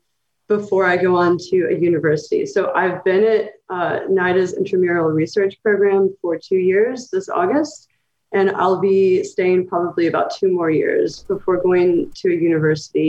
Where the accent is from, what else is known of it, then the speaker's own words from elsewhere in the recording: Knoxville, Tennessee, United States; moved away as an adult; also born or lived in Kentucky; I'm from Tennessee, and then I lived in Kentucky for several years doing my graduate work. And so I grew up technically in Appalachia, but in a college town in Knoxville